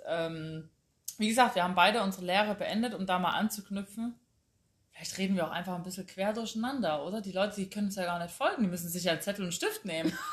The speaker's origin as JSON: {"language": "German", "town": "Chemnitz", "region": "Saxony", "country": "Germany", "tie": "born or raised there", "moved": "yes", "lives_now": "Munich, Germany", "said": "ich komme aus Karl-Marx-Stadt, bin da geboren"}